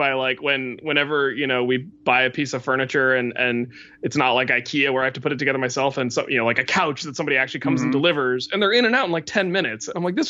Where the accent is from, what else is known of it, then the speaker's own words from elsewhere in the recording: West Virginia, United States; I grew up in West Virginia